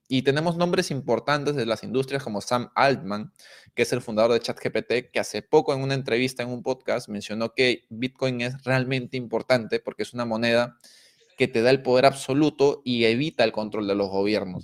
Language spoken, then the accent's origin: Spanish; Peru; nosotros siendo peruanos